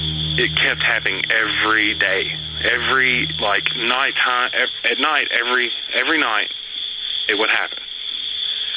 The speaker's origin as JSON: {"language": "English", "town": "Lewisburg", "region": "Tennessee", "country": "United States", "tie": "born or raised there", "accent": "Southern", "said": "I grew up on a street called Haines Street here in Lewisburg, Tennessee, and I lived there all my life"}